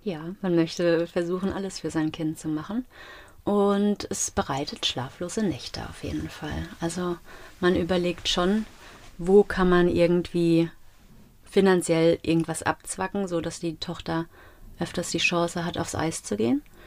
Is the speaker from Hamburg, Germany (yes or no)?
no; Gau-Bischofsheim, Rhineland-Palatinate, Germany; also born or lived in Mainz; Ich bin auch in Gobischafsheim zur Schule gegangen und es war sehr heimisch